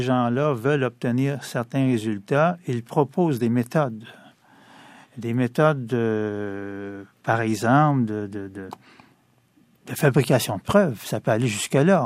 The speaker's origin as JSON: {"language": "French", "town": "Montreal", "region": "Quebec", "country": "Canada", "tie": "born or raised there", "said": "pur produit de l'Est de Montréal. Ah ce qu'on appelle le quartier euh, Hochelaga-Maisonneuve. J'y ai grandi"}